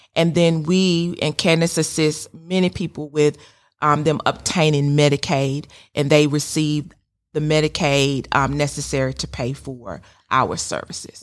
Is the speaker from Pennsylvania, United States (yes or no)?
no; Sandersville, Georgia, United States; moved away as an adult; also born or lived in Macon, Georgia; now in Kennesaw, United States; I'm originally from Sandersville, Georgia